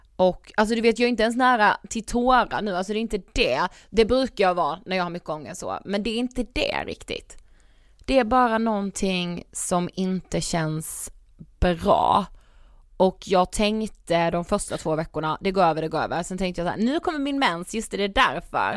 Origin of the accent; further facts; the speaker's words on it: Karlshamn, Blekinge, Sweden; moved away; jag var hemma i Karlshamn